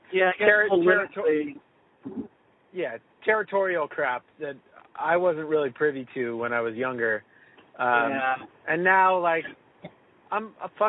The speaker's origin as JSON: {"language": "English", "area": "Orange County", "region": "California", "country": "United States", "tie": "born or raised there", "said": "Born and raised in Orange County"}